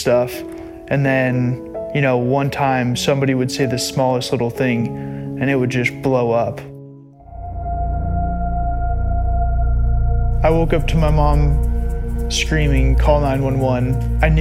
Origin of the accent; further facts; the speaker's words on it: Broomfield, Colorado, United States; 25 years old, born and raised in Broomfield, Colorado